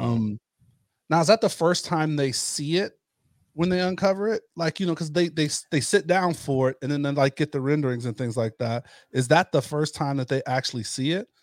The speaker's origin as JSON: {"language": "English", "region": "Ohio", "country": "United States", "tie": "born or raised there", "moved": "yes", "said": "growing up in the Ohio area"}